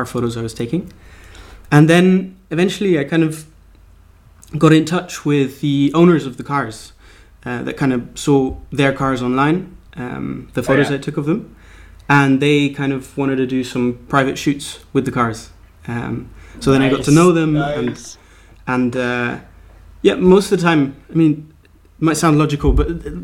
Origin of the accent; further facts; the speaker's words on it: Amsterdam, North Holland, Netherlands; moved away; also born or lived in Berlin, Germany; we moved from Amsterdam, where I'm currently living and where I was born. We moved to Berlin, to Germany